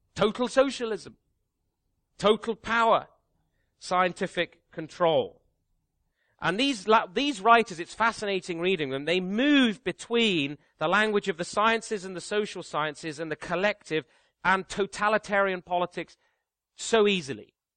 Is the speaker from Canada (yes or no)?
yes; Canada; me as a Canadian